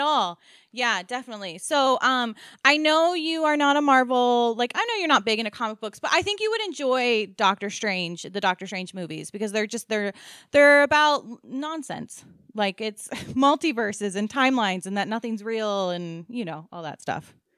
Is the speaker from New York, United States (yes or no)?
no; Maryland, United States; we are from Maryland